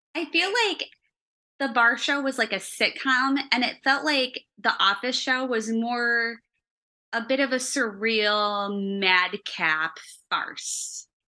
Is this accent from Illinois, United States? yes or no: yes; Chicago, Illinois, United States; accent: Chicago; my Chicago accent